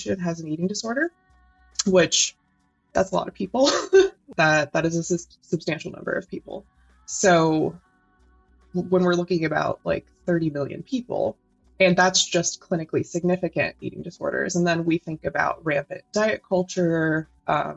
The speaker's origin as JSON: {"language": "English", "country": "United States", "said": "I'm American and live in the US"}